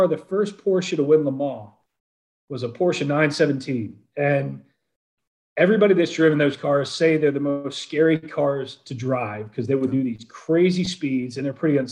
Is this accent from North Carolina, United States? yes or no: no; Atlanta, Georgia, United States; moved away; I'm from Atlanta originally